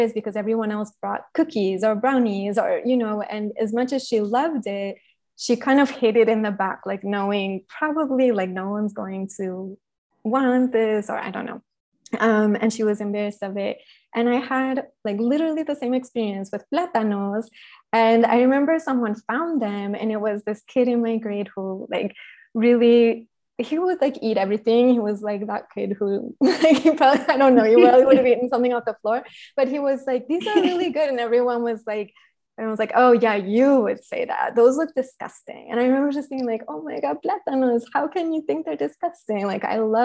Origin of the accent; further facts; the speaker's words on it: Northern Virginia, United States; moved away as an adult; also born or lived in Guatemala City, Guatemala / Minnesota / Paris, France; I grew up right outside of Washington, D.C. in Northern Virginia